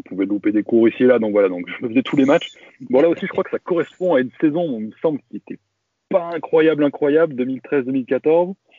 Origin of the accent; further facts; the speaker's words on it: Valence, Auvergne-Rhône-Alpes, France; also born or lived in Grenoble; Moi, je suis pas grenoblois. Hein. Euh, je suis, de Valence